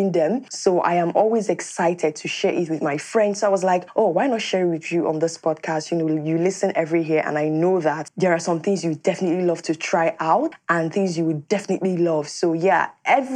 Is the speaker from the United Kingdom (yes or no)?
no; Nigeria; as a Nigerian and as Africans